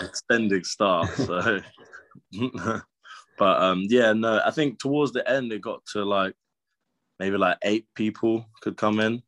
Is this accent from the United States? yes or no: no; Brighton, South East England, United Kingdom; moved away as an adult; also born or lived in Loughborough; I grew up in Brighton